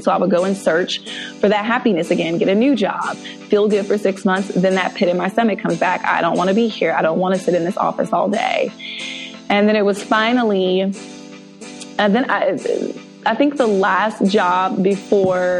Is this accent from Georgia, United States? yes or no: yes; Mableton, Georgia, United States; I grew up in Atlanta, actually, in the suburbs outside of Atlanta